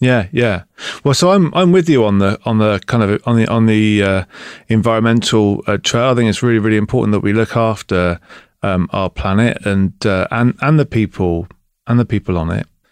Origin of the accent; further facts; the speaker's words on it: Bristol, South West England, United Kingdom; now in East Devon, United Kingdom; I'm from Bristol